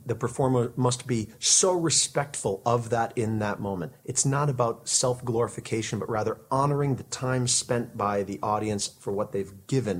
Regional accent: Connecticut, United States; moved away as an adult; also born or lived in Seattle / Syracuse; I grew up in Connecticut on the East Coast

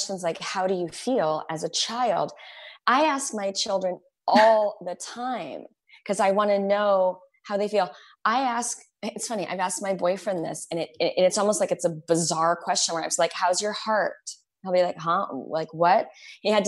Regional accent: Arizona, United States; I grew up in Arizona

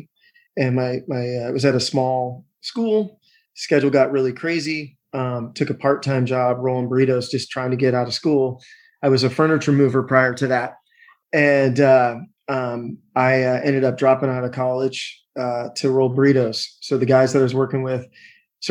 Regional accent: Seattle, Washington, United States; I'm from Seattle

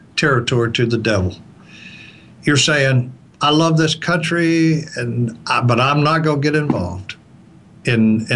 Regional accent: the South, United States; I'm from the South and I'm from, you know, kind of a fundamentalist church

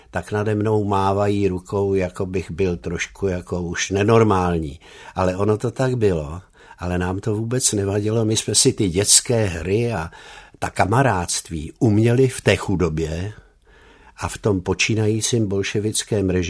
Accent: Bratislava, Bratislava Region, Slovakia; now in Czechia; A náš pan děkan věděl, že já jsem ten rodilý Bratislavan a daroval mi umístěnku do Báňské Bystrice

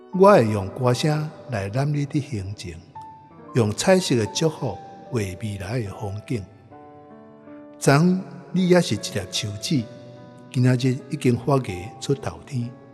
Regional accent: Taipei, Taiwan; moved away; also born or lived in Tokyo, Japan; 台北是我的故乡

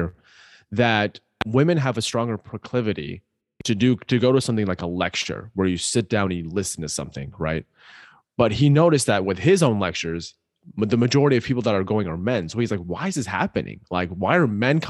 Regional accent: Pakistan; I'm Pakistani, love Pakistani food

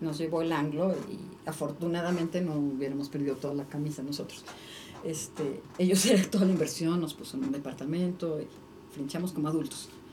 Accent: Mexico; somos mexicanos

